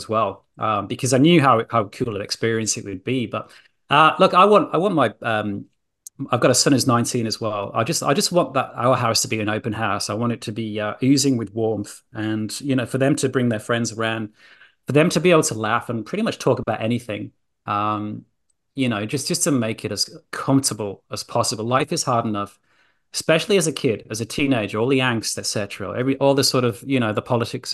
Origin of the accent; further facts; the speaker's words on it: Yorkshire and the Humber, United Kingdom; now in Australia; I'm a Yorkshire lad.